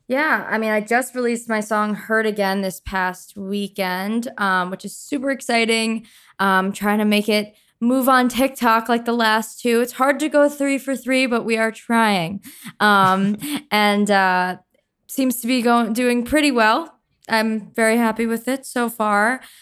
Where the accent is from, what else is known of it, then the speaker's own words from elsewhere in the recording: Long Island, New York, United States; I am from Long Island, New York